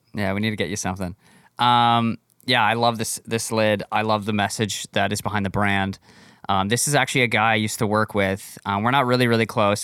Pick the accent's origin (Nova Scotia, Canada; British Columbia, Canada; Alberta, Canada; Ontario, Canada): Ontario, Canada; Barrie; my hometown, Barrie, Ontario